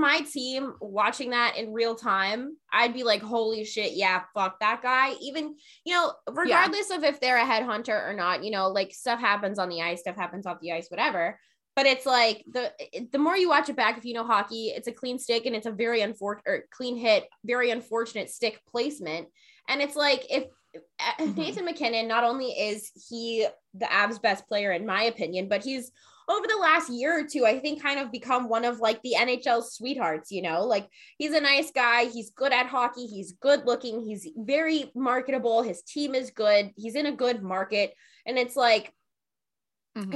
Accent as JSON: {"language": "English", "town": "Jacksonville", "region": "Florida", "country": "United States", "said": "I'm from Jacksonville"}